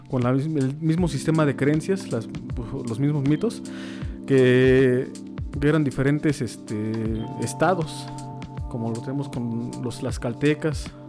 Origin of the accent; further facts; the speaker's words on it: Mexico; nosotros, este, como mexicanos